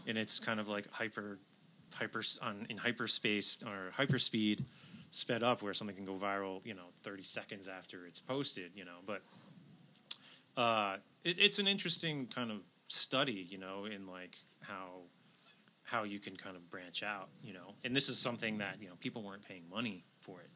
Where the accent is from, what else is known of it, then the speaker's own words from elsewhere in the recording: outside New York City, United States; I grew up outside New York City